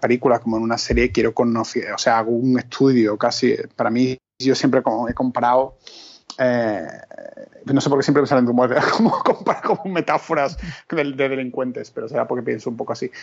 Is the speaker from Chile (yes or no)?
no; Spain; moved away; éramos como dos españoles